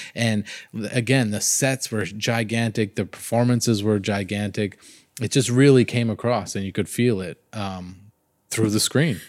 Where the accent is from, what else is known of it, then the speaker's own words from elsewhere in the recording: Miami area, Florida, United States; I come from Florida and a lot, in Miami area